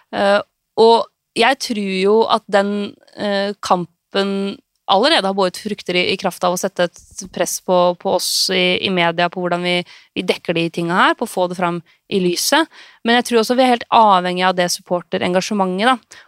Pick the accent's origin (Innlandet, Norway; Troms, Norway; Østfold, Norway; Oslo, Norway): Innlandet, Norway; Lillehammer; den fotballen jeg vokste opp med eh, på Stampesletta på Lillehammer